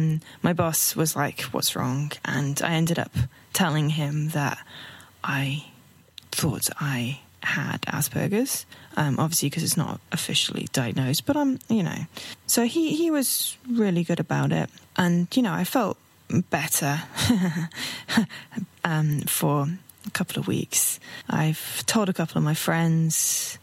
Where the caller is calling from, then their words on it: London, United Kingdom; I'm hailing from London in the UK.